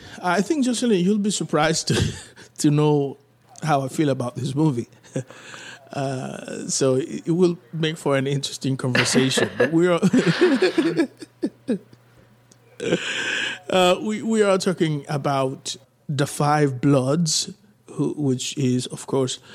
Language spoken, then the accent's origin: English; Haiti; I was born in Haiti